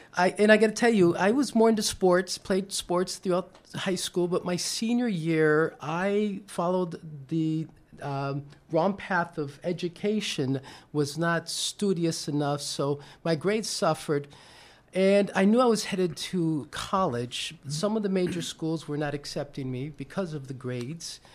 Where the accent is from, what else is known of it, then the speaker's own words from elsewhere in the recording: New York, United States; I'm originally from New York